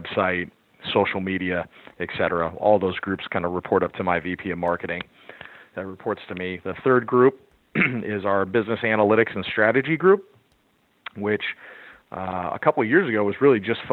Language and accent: English; San Francisco Bay Area, California, United States; moved away as an adult; also born or lived in Oregon; now in Tampa, United States; born and raised on the West Coast in the San Francisco Bay Area